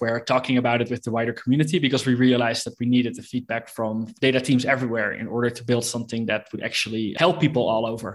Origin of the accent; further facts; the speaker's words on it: Netherlands; moved away as an adult; now in Mexico City, Mexico; I'm from the Netherlands, but I live in Mexico City right now